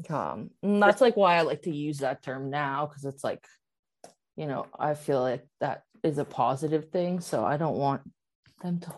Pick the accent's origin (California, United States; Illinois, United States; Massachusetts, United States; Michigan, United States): Massachusetts, United States; I was born in Massachusetts.